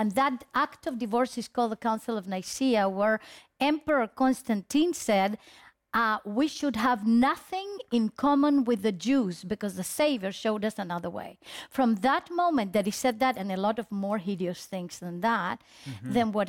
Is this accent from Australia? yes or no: no; Chile; also born or lived in Israel; Chilean, yes.